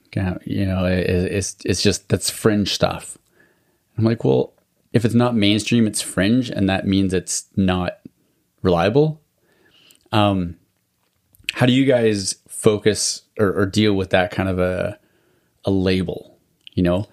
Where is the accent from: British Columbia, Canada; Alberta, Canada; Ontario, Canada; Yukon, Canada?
Alberta, Canada; I grew up in Alberta too